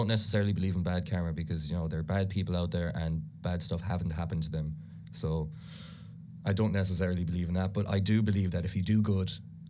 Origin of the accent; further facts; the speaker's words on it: Ireland; first language Irish; English is a second language; Irish is a huge part of my life, I suppose. You know, it was my first language. Grew up with it the whole time, you know, went to all Irish schools, did Irish in college for 3 years.